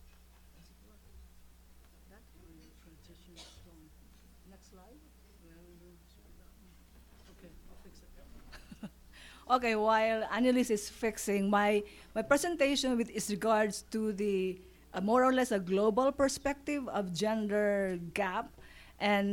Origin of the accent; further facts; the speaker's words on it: Philippines; Philippines, where my home country is.